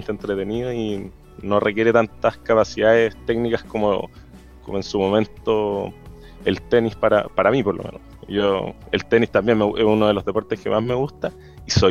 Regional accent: Los Ángeles, Biobío, Chile; also born or lived in Santiago; now in Concepción, Chile; Crecí en Los Ángeles

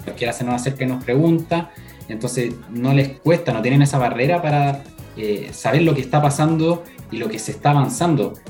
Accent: La Florida, Santiago Metropolitan Region, Chile; soy de la Florida, pero de la Florida a, Santiago

